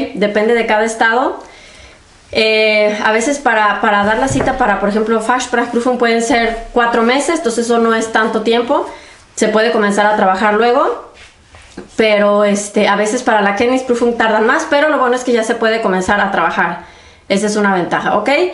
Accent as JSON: {"language": "Spanish", "country": "Mexico", "moved": "as an adult", "lives_now": "Germany", "said": "yo soy de México"}